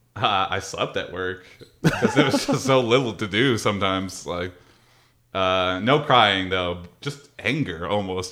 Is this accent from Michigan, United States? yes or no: yes; Madison Heights, Michigan, United States; also born or lived in Cincinnati / Mount Pleasant; I was born and raised in Madison Heights